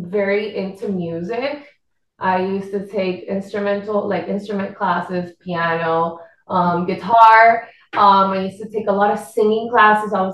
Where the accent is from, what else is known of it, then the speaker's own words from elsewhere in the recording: Puerto Rico; accent: Puerto Rican; first language Spanish; English is a second language; moved away as an adult; now in Miami, United States; I'm from Puerto Rico.